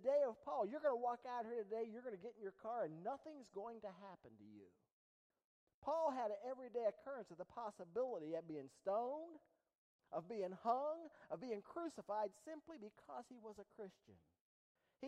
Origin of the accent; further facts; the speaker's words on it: East Liverpool, Ohio, United States; I'm from East Liverpool